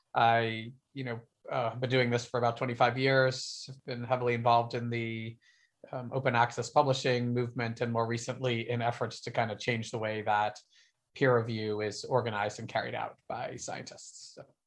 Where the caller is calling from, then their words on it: Berkeley, California, United States; I am calling from Berkeley, California.